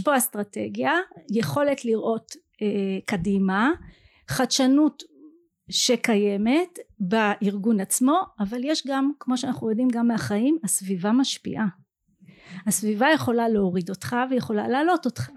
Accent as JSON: {"language": "Hebrew", "town": "Ramla", "region": "Central District", "country": "Israel", "tie": "born or raised there", "said": "אני גדלתי ברמלה במשפחה משכילה"}